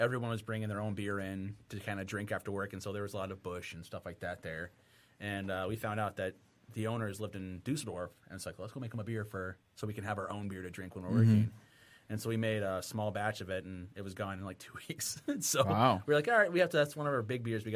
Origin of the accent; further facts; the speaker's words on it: Florida, United States; now in Gaylord, United States; I grew up in Florida